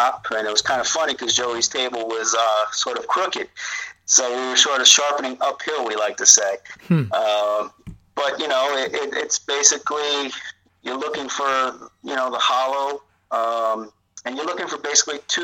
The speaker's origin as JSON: {"language": "English", "town": "New Rochelle", "region": "New York", "country": "United States", "tie": "born or raised there", "said": "as a kid growing up in New Rochelle"}